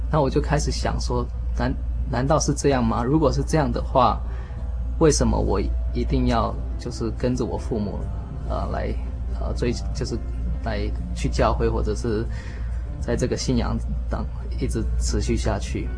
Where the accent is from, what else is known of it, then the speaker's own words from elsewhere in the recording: Taiwan; also born or lived in California, United States; now in United States; 回到自己 小时候在，呃，在这里长大的这个国家